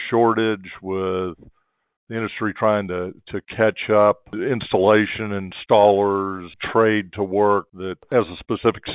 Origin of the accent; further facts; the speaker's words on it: North Florida, United States; moved away; also born or lived in Tampa, Florida; I grew up in North Florida